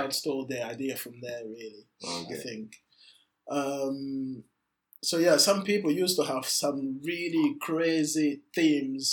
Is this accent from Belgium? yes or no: yes; Belgium; moved away as an adult; now in United Kingdom; that was back at school, secondary school in Belgium. Yeah. When I was 19, I decided to come to UK